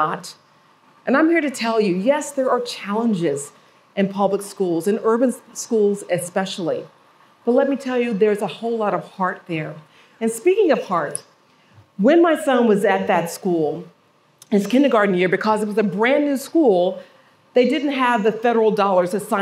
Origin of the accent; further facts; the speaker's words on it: Memphis, Tennessee, United States; also born or lived in Evanston, Illinois; I went to public schools my whole life growing up here in Memphis.